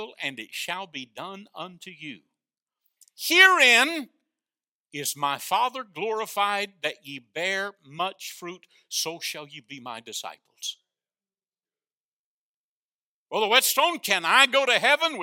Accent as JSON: {"language": "English", "region": "North Florida", "country": "United States", "tie": "born or raised there", "said": "when I was a boy growing up in North Florida, we had an outhouse"}